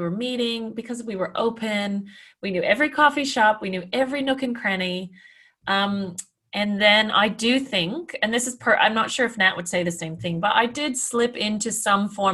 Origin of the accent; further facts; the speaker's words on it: Canada; I'm Canadian